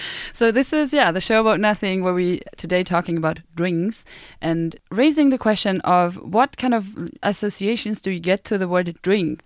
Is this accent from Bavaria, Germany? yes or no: yes; Bamberg, Bavaria, Germany; English is a second language; now in Sweden; I grew up in the south of Germany, in Bavaria, and I grew up in this tiny beer town called Bamberg.